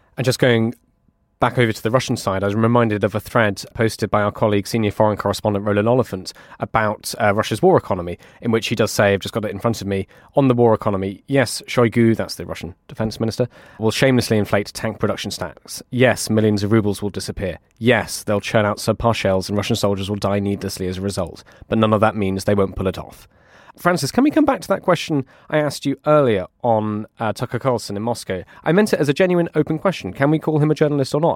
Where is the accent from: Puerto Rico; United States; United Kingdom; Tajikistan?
United Kingdom; being a Brit